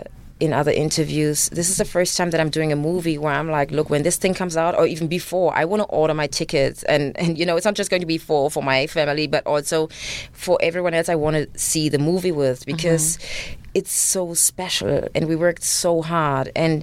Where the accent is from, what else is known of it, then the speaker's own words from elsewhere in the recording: Germany; English is a second language; me being raised in Germany